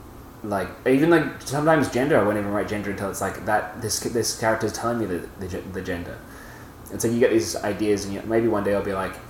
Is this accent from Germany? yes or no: no; Italy; We grew up in my family grew up in Italy, and on the trip from Australia to Italy, we stopped in Thailand, and we got two VHSs